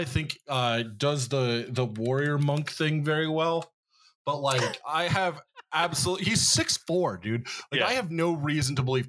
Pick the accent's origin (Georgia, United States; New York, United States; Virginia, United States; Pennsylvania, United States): Pennsylvania, United States; Central; now in Philadelphia, United States; I'm from Central Pennsylvania.